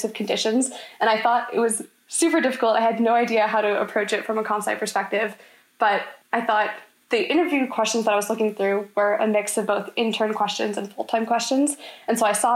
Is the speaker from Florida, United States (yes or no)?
yes; Orlando, Florida, United States; I'm a junior from Orlando